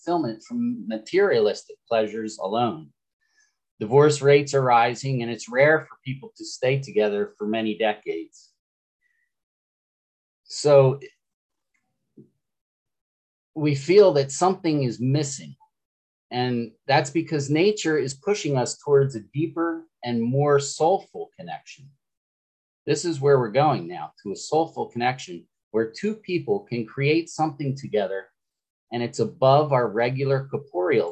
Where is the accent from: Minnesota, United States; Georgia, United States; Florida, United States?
Florida, United States; I'm from Florida